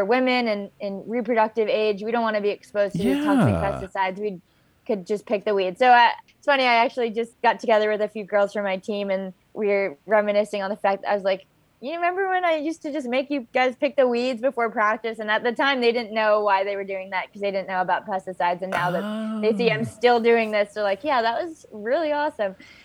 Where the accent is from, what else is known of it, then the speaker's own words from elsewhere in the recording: Hawaii, United States; moved away as an adult; also born or lived in Berkeley, California; I'm born and raised in Hawaii